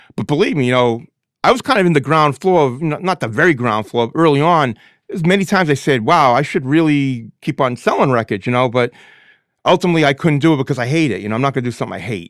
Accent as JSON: {"language": "English", "town": "Lynn", "region": "Massachusetts", "country": "United States", "said": "I'm from Lynn"}